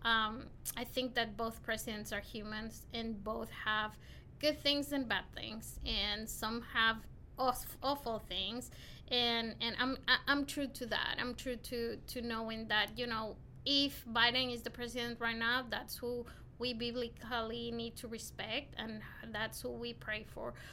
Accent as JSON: {"language": "English", "town": "Quito", "region": "Pichincha", "country": "Ecuador", "also_born_or_lived": "Tipton County, Tennessee", "moved": "as an adult", "lives_now": "Memphis, United States", "said": "I'm from Ecuador, um, Quito, Ecuador, South America, the capital city of Ecuador"}